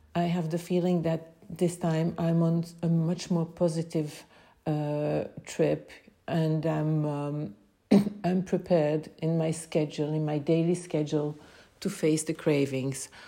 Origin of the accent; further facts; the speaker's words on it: Belgium; I am from Belgium